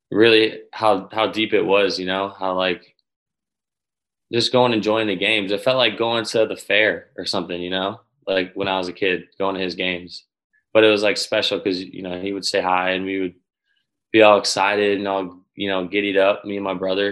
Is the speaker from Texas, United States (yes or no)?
no; Chicago, Illinois, United States; Chicago, my hometown team